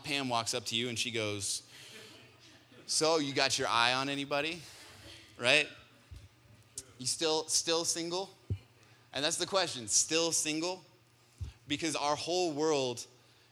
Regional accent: Colorado, United States; I grew up here in Colorado

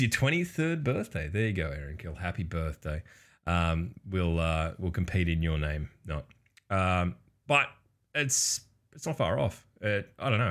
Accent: Australia; we're from the future, obviously, uh, being Australian.

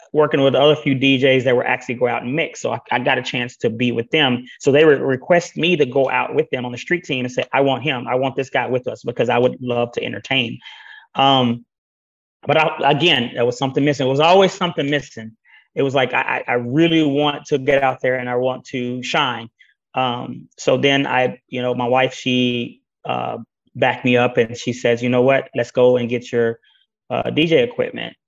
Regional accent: Greenville, Texas, United States; my hometown in Greenville, Texas

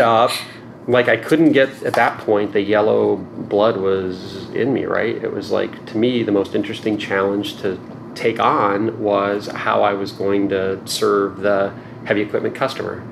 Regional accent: rural Indiana, United States; moved away as an adult; also born or lived in Stanford, California; I did grow up in a small town in mm-hmm. rural Indiana

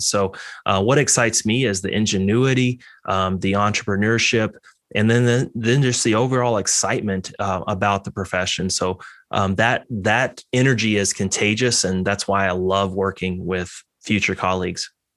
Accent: Texas, United States; moved away; I grew up in Texas.

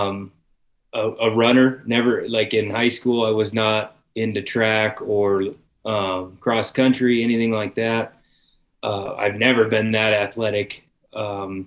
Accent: Northwest Nebraska, United States; I'm an electrician from Northwest Nebraska.

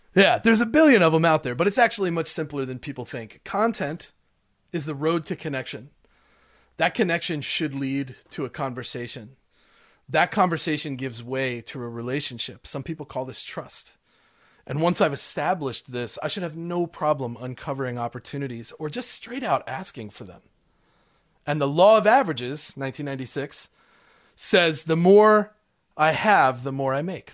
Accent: Smoky Mountains of Tennessee, United States; I'm from the Smoky Mountains

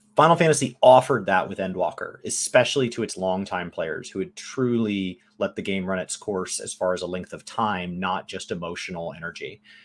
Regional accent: United States; I am American

